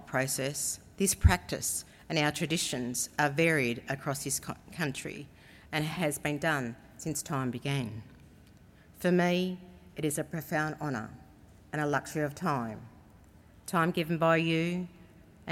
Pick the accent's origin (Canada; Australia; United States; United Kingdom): Australia; Cowra, New South Wales; I am a Wiradjuriwun from Cowra here in New South Wales